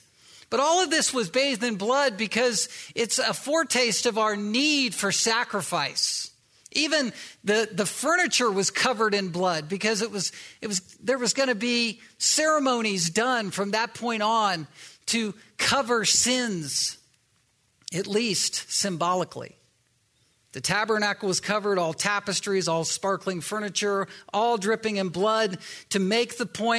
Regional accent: the South, United States; yeah, I'm from the South originally.

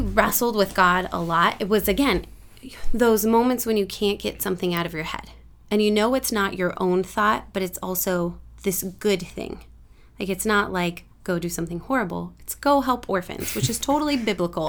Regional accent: San Lorenzo, California, United States; I was born in San Lorenzo, raised up in this area.

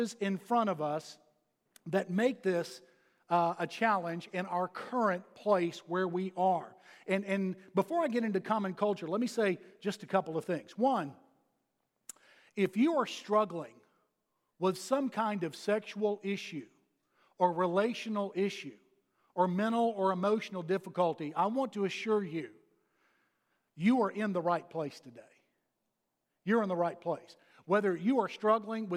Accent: Texas, United States; moved away as an adult; now in Georgia, United States; having come here from Texas. Now, I'm still a Texan

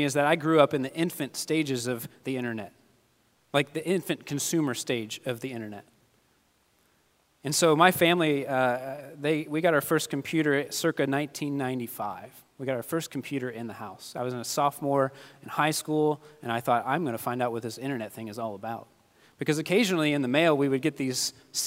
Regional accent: Kentucky, United States; moved away; I'm from Kentucky

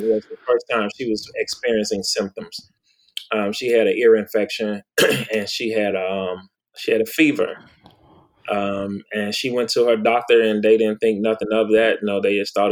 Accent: Milwaukee, Wisconsin, United States; moved away as an adult; also born or lived in Clarksdale, Mississippi / Prince George, Virginia; I was born in Clarksdale, Mississippi, raised in Milwaukee, Wisconsin

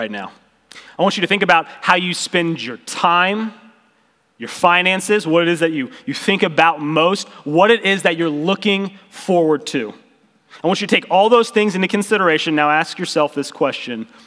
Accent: Ozark, Missouri, United States; We grew up in Ozark together

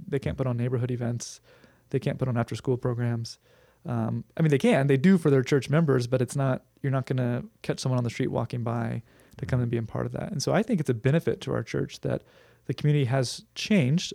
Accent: Huntington Beach, California, United States; I grew up in Huntington Beach

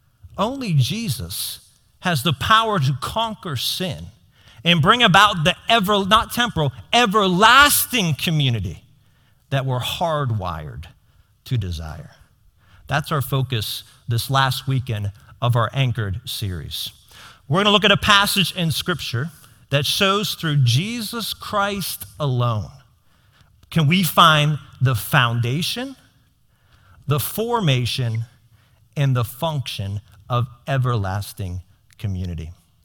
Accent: South Fayette, Pennsylvania, United States; That's my community. I grew up in South Fayette. My community is South Fayette.

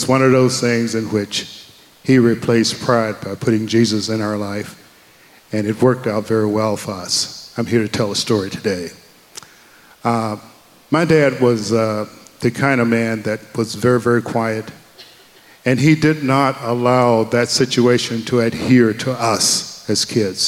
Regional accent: the South, United States; we grew up, I grew up in the 60s, and we grew up in the South

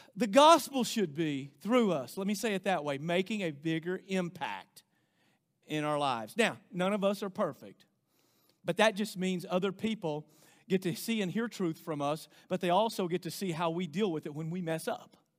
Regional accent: United States; as American Christians

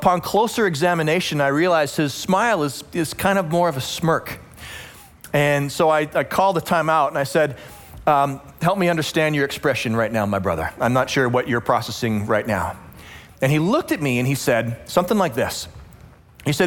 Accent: Western Canada, Canada; moved away; also born or lived in Calgary, Alberta; I grew up in Western Canada. I attended the University of Calgary, which is in Alberta, Western Canada.

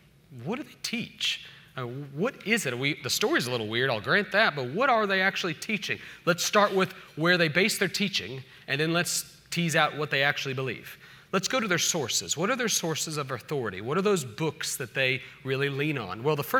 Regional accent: Independence, Missouri, United States; I'm actually from Independence, Missouri

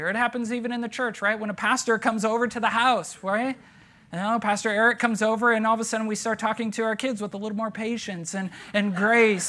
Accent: United States

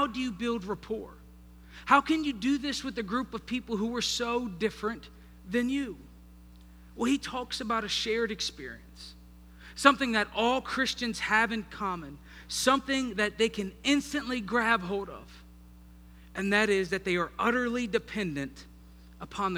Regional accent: Northern Virginia, United States; moved away; I was raised in Northern Virginia with people from the North

